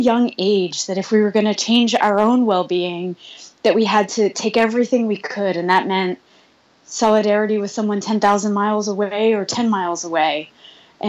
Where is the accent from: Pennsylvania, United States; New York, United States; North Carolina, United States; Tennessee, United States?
New York, United States; Long Island; Growing up on Long Island